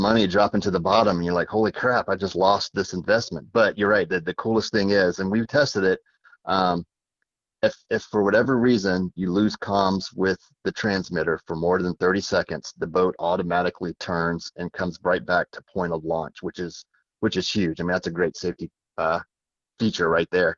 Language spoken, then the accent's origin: English; Virginia, United States; moved away; From my days growing up in Virginia, we did a lot of flounder fishing up there